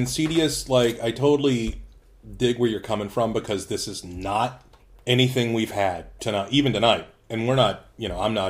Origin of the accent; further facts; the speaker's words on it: the South, United States; Yeah. I'm from the South, man. We drink like radiator fluid.